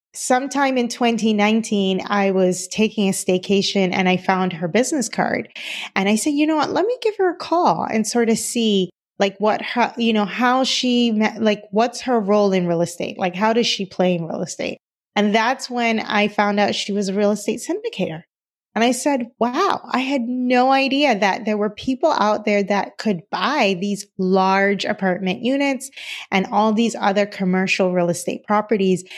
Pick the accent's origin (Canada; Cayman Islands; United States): Cayman Islands; moved away; I am originally from the Cayman Islands, and, uh, my dad was a contractor